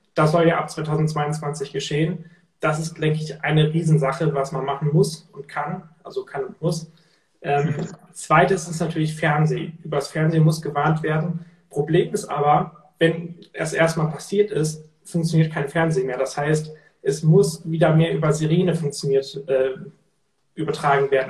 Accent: Cuxhaven, Lower Saxony, Germany; bei uns in Cuxhaven, da komme ich ja her von der Küste, und da haben wir in der Schule gelernt

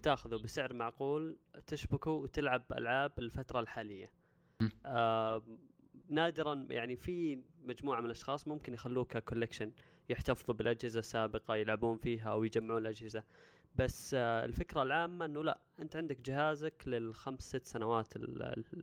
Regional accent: Saudi Arabia; عندنا في السعوديه

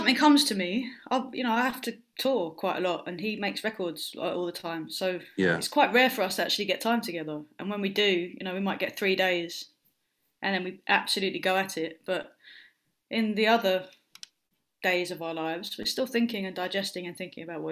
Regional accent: London, United Kingdom; where I grew up in South London, in Lewisham

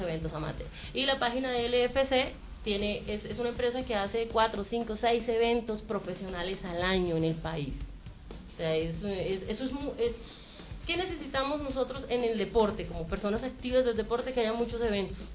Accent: Colombia; nosotros como colombianos

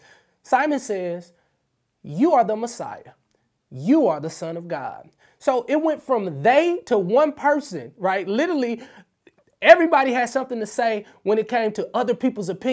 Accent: St. Louis, Missouri, United States; I'm from the hood. I'm from St. Louis, Missouri. I'm from the Show Me State

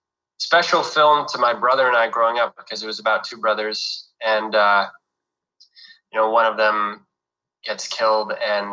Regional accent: New York, United States; now in Los Angeles, United States; I grew up in New York

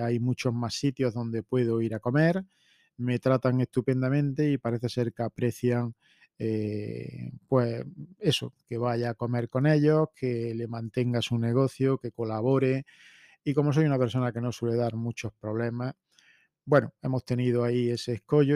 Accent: Spain; como españoles

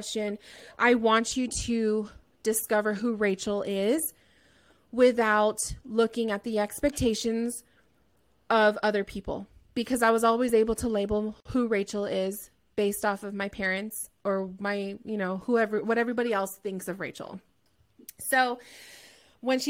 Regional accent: Southern California, United States; I'm from Southern California as well.

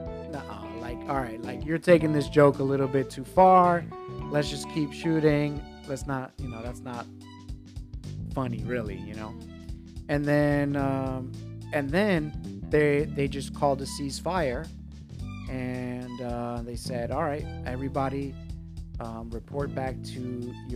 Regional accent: New York City, New York, United States; moved away; I grew up in New York. And so as a New Yorker

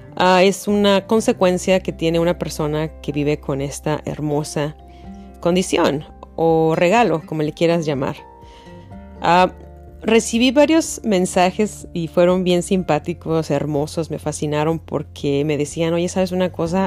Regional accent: Mexico City, Mexico; moved away as an adult; now in United States; Yo soy de la Ciudad de México y así nos hablábamos

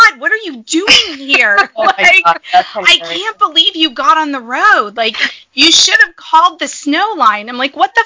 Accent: Southern California, United States; moved away as an adult; now in Washington, United States; I grew up in Southern California

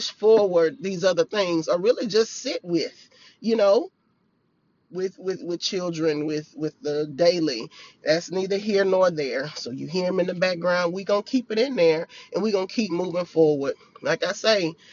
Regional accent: Farmerville, Louisiana, United States; I was back in my hometown, and I'm in this house. I have been just going up and down the hills, up and down the hills of my hometown. And if you know, I'm from Farmerville, Louisiana

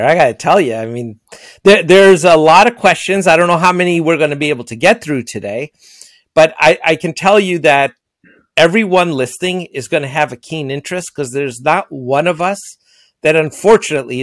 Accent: Ohio, United States; moved away; my hometown back in Ohio

